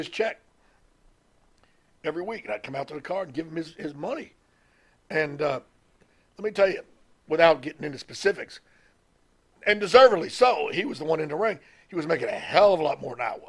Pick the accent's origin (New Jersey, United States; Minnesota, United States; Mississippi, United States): Mississippi, United States; I'm from Mississippi.